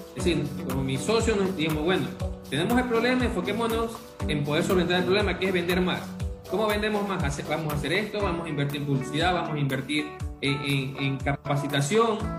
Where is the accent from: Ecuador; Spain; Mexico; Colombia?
Ecuador; como ecuatoriano